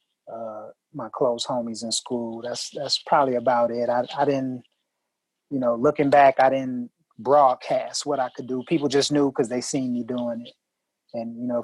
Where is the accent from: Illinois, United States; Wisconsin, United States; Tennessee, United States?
Wisconsin, United States; Milwaukee; I'm from Milwaukee, Wisconsin, and I'm from, you know, the Midwest